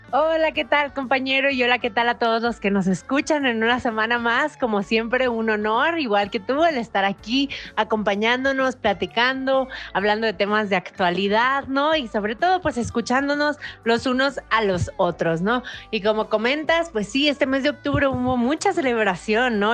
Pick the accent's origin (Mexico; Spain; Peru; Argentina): Mexico; nosotros como mexicanos